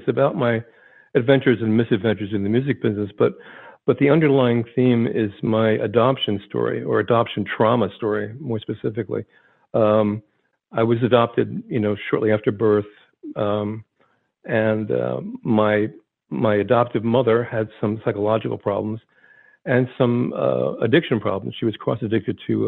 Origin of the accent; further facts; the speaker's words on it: Vineland, New Jersey, United States; I was from South Jersey. If you drew a line between Philadelphia, Atlantic City, my hometown, Vineland, was right in the middle of that line